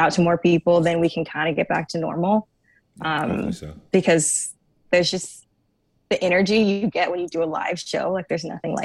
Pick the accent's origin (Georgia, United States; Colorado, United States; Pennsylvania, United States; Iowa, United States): Georgia, United States; moved away as an adult; now in New York, United States; I am from Georgia, so I moved up to New York about 6 years ago.